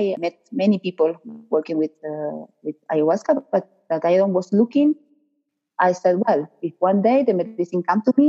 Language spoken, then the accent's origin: English; Argentina; English is a second language; moved away as an adult; now in Peru; I am Argentinian. I came to Peru 16, 17 years ago